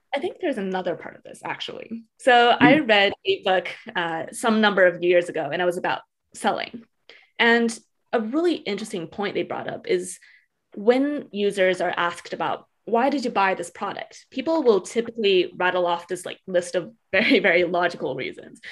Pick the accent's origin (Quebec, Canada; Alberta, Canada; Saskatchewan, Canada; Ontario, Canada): Alberta, Canada; Edmonton; I grew up in Edmonton, Alberta, Canada, which is a really small city, very, very residential.